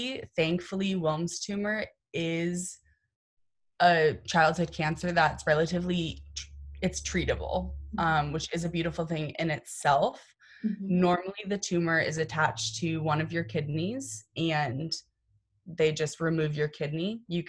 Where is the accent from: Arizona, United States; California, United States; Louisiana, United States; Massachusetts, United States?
Massachusetts, United States; born or raised there; also born or lived in Oklahoma